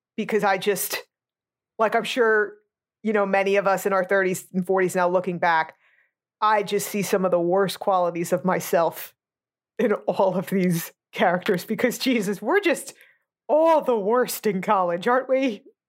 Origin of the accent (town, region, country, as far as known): New Jersey, United States; born or raised there; moved away